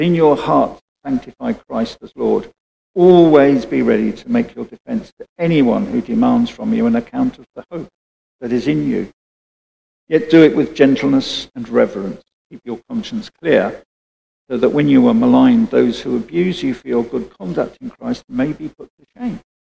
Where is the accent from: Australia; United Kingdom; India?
United Kingdom; Being British